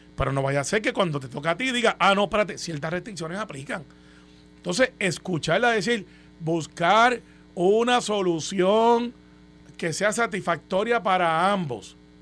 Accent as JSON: {"language": "Spanish", "town": "Guaynabo", "country": "Puerto Rico", "said": "Guaynabo, de donde yo soy"}